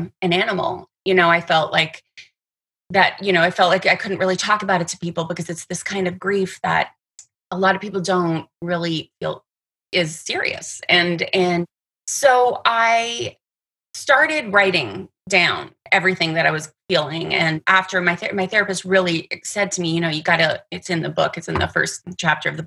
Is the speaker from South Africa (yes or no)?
no; Toronto, Ontario, Canada; now in Los Angeles, United States; I am originally from Canada, from Toronto, Canada. I've been living in LA for years and years and years